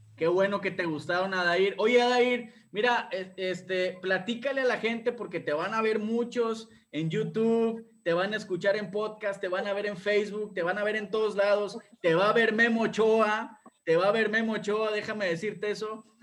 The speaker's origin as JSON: {"language": "Spanish", "town": "Monterrey", "region": "Nuevo León", "country": "Mexico", "said": "yo soy de Monterrey, estoy en Monterrey"}